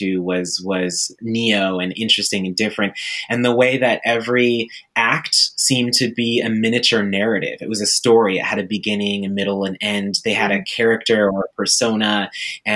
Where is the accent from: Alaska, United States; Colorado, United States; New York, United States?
Alaska, United States; Juneau; moved away; I grew up in Juneau, Alaska